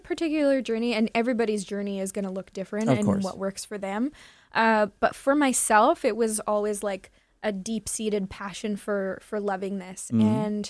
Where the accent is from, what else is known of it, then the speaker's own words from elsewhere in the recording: Kahnawake, Quebec, Canada; I grew up in Kahnawake, Mohawk territory